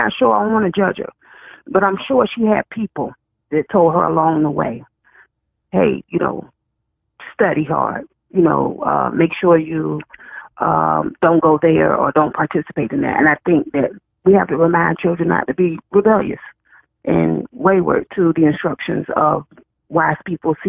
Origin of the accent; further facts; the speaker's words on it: Chesapeake, Virginia, United States; where I come from Virginia, a place called Chesapeake, Virginia, we had home economics